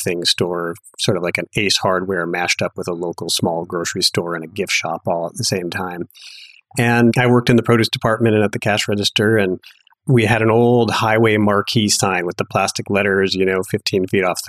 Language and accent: English; Duluth, Minnesota, United States; moved away as an adult; also born or lived in Madison, Wisconsin / New York / Boulder; I actually grew up in Duluth, Minnesota